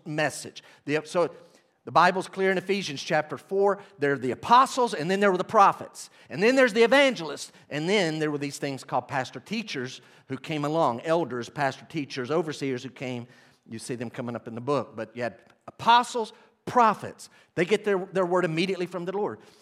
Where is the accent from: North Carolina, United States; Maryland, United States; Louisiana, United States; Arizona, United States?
North Carolina, United States; Weaverville; I grew up in Weaverville, North Carolina, okay, with my family.